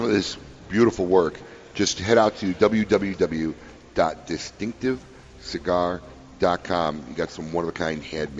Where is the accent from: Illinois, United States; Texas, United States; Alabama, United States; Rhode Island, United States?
Illinois, United States; Chicago; My hometown does it again.